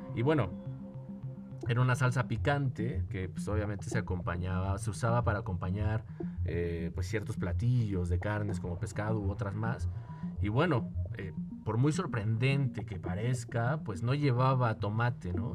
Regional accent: Mexico; en mi país, en mi caso, en México

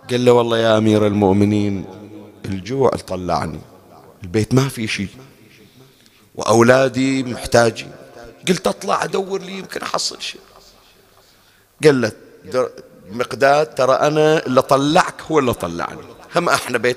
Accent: Bahrain; الجفنه ما ادري احنا شو نسميها عندنا بالبحرين

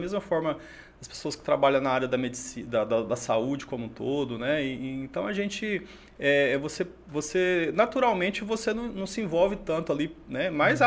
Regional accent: Crixás, Goiás, Brazil; born or raised there; moved away as an adult; also born or lived in Xapuri, Acre; now in Rio Branco, Brazil

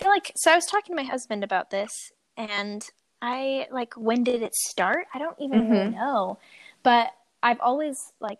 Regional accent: Utah, United States; I'm 28. I'm born and raised in Utah.

